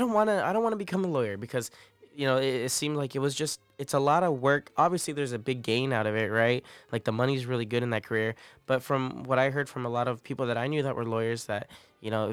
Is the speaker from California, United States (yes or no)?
yes; Morgan Hill, California, United States; moved away as an adult; now in San Marcos, United States; I was born and raised in California.